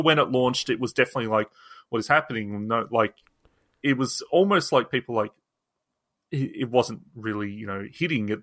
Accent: Australia; also born or lived in England; as an Australian that also, you know, I'm, half of my f, family is English, half of my, um, is Australian

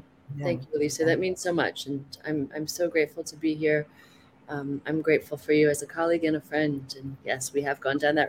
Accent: United States; moved away as an adult; now in Haiti; I'm Chinese American. My parents were born in China, raised in Taiwan. I was born in the US.

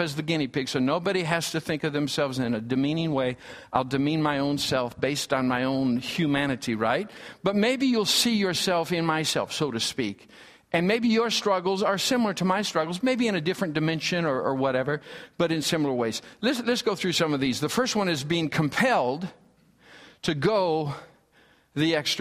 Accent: Michigan, United States; I grew up in the Midwest. I'm a Midwest boy from Michigan

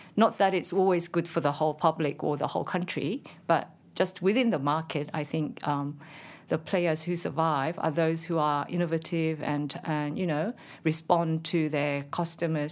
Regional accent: South Korea; moved away as an adult; now in Canberra, Australia; when I was very young, I worked as a writer for a major broadcast, uh, in Korea called K B S.

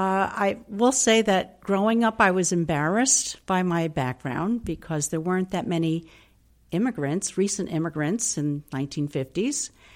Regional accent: Hudson, New York, United States; first language Italian; English is a second language; I'm from Hudson, New York.

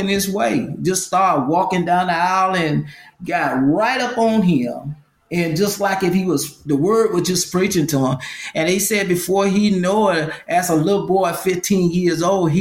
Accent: Lancaster, South Carolina, United States; now in Columbia, United States; I was raised and born in Lancaster

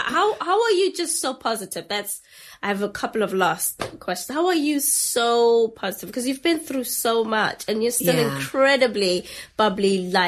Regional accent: South Africa; now in United Kingdom; I'm not from here. So my kind of perception of racism, of history in the United Kingdom is so completely different. I am South African.

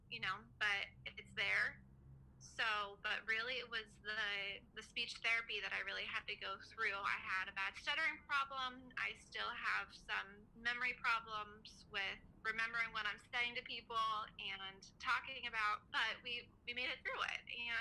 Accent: Punxsutawney, Pennsylvania, United States; I'm from Punxsutawney. So we call it Punxsutawney.

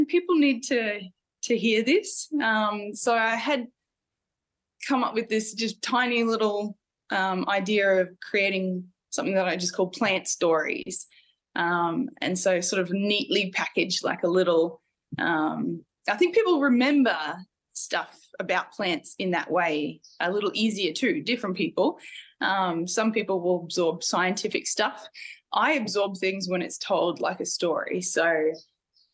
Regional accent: Mackay, Queensland, Australia; So I grew up in central eastern Queensland, in a little town called Mackay, and grew up on a farm

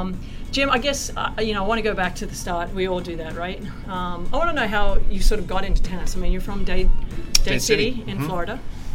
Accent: Australia; being Australian

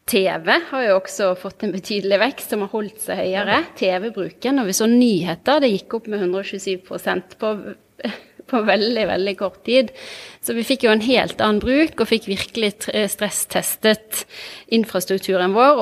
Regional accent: Bergen, Vestland, Norway; also born or lived in Trondheim; jeg kommer fra Bergen. Jeg vokste opp på Eidsvollneset, rett ved rett ved Handelshøyskolen

